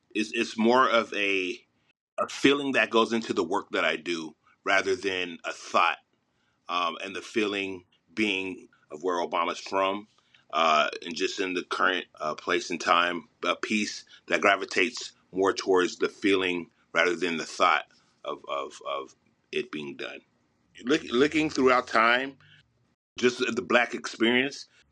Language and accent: English; Los Angeles, California, United States; I'm from Mid City, Los Angeles